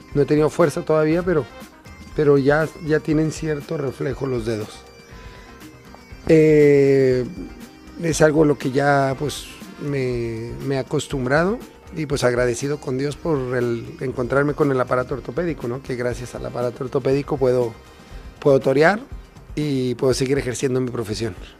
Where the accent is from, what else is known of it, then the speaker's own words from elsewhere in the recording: Mexico; He sentido mucho cariño por parte de mi tierra